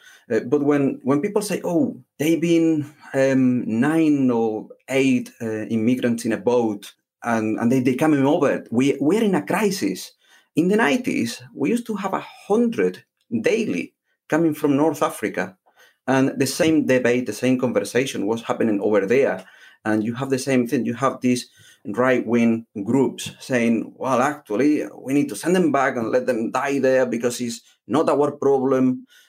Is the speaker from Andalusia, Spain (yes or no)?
yes; Alhaurín de la Torre, Andalusia, Spain; first language Spanish; English is a second language; moved away as an adult; also born or lived in Malaga, Spain; now in Derbyshire, United Kingdom; I was born in Spain, in Malaga, and I grew up in a little town called Alaurín de la Torre.